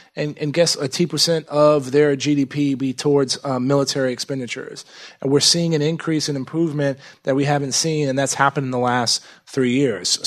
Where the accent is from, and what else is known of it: Texas, United States; born or raised there